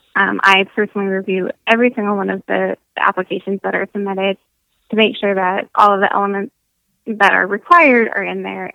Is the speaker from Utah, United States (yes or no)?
no; Michigan, United States; moved away as an adult; growing up in Michigan